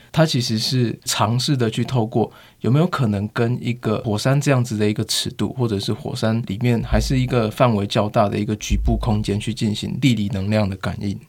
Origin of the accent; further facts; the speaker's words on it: Taiwan; also born or lived in Guanxi, Hsinchu / Zhongli, Taoyuan; 我的老家，就是桃园新，呃，新竹关西那一带，但后来有搬出来到，呃，外面，就是现在的中立那附近